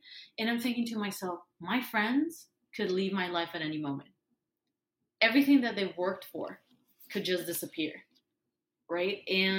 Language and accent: English; San Diego, California, United States; we're from San Diego, which has some of the largest Latinx population in the whole state.